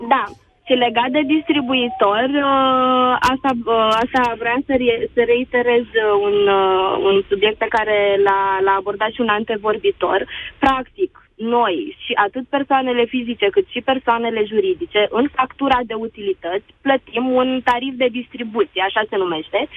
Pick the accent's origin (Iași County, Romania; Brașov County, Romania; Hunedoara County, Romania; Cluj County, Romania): Brașov County, Romania; Brașov; Din Brașov.